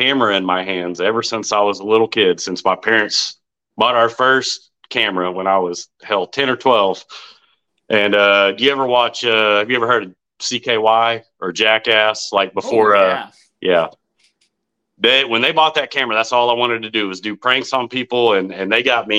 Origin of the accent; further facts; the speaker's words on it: Arkansas, United States; I am from Arkansas, born and raised.